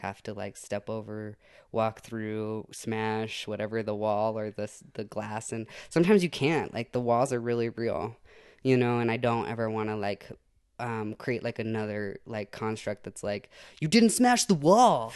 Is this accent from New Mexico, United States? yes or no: yes; Santa Fe, New Mexico, United States; I was born in Santa Fe and, um, grew up in that area